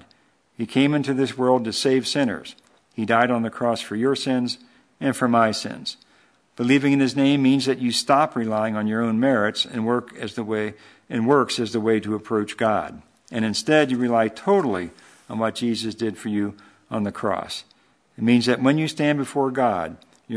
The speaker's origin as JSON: {"language": "English", "town": "Hartwell", "region": "Georgia", "country": "United States", "tie": "born or raised there", "said": "growing up in Hartwell"}